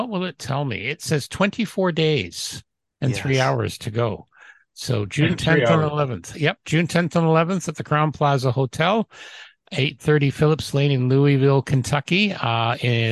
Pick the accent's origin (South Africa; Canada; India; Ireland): Canada